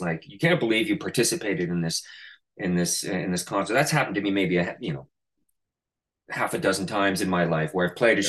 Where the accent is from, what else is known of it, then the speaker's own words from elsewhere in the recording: Canada; now in New York City, United States; my hometown in Canada